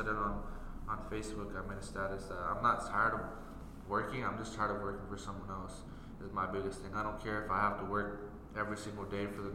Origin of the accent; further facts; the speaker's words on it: Iowa, United States; we're just from Iowa